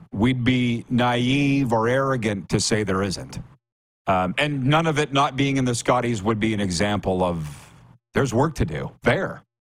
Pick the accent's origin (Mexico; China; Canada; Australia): Canada; I'm Canadian.